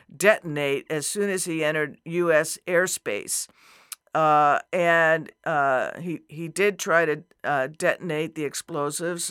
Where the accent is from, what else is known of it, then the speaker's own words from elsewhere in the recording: New Mexico, United States; moved away as an adult; also born or lived in Arizona; I grew up in New Mexico, another border state, right. and spent most of my adult life in Arizona